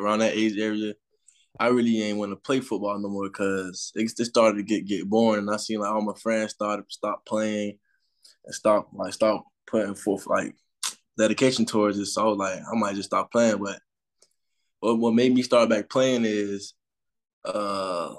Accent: Miami, Florida, United States; I'm from Miami, south part. It's like around West Perron area, like South Florida

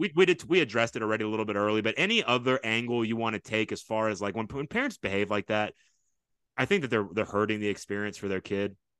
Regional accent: Fort Bend, Texas, United States; I grew up in Fort Bend, I S C, I went to Austin High School

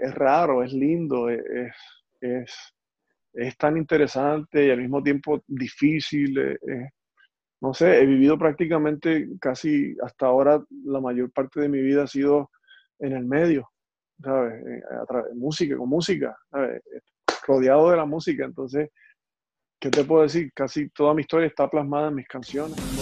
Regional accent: Puerto Rico; now in United States; Yo soy puertorriqueño, soy latino

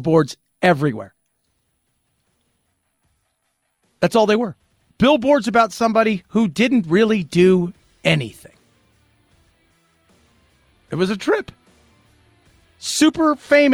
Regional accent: Los Angeles, California, United States; as a kid growing up in Los Angeles

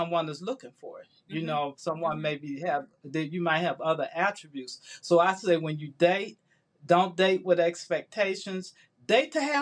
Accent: Chicago, Illinois, United States; moved away as an adult; now in Atlanta, United States; I was in Chicago, my hometown

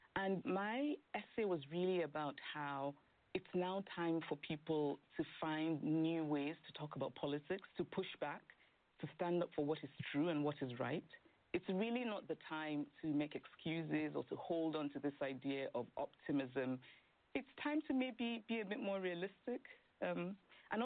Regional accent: Nigeria; now in New York, United States; I grew up in Nigeria, and having grown up there, political uncertainty is not unfamiliar to me

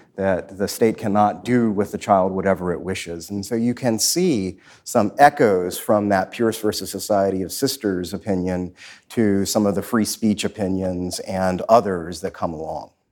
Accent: Washington, District of Columbia, United States; I grew up in southeast Washington, east of the Anacostia River

